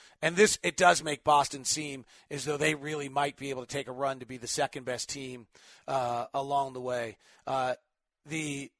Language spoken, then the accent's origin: English; Perth, Western Australia, Australia; Hey, David, I'm from Perth, Western Australia.